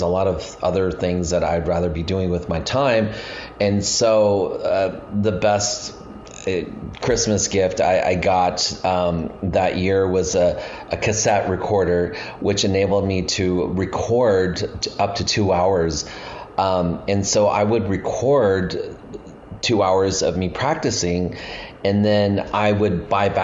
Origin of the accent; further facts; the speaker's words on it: Reno, Nevada, United States; moved away as an adult; also born or lived in Montana / Bay Area, California; I was born in Montana. I grew up in Reno, Nevada.